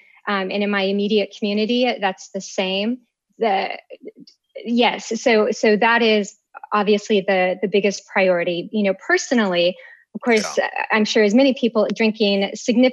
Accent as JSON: {"language": "English", "region": "Minnesota", "country": "United States", "also_born_or_lived": "Austin, Texas", "moved": "as an adult", "lives_now": "Washington, D.C., United States", "said": "I hail from Minnesota"}